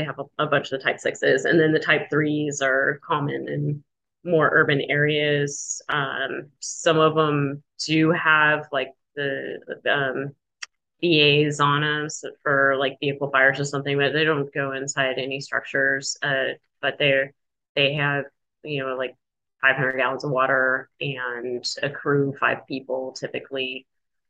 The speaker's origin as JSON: {"language": "English", "town": "Flagstaff", "region": "Arizona", "country": "United States", "tie": "born or raised there", "said": "Growing up in Flagstaff, I knew about the Forest Service and I knew about the hotshots."}